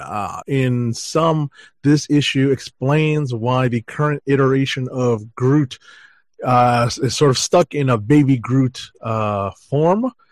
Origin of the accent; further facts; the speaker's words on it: New York, United States; as a New Yorker, um, I'm basically commuting to the con every day